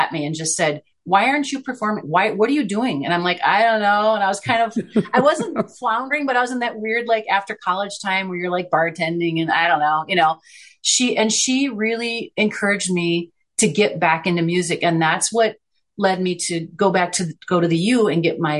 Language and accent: English; Chicago, Illinois, United States; moved away; My childhood growing up in Chicago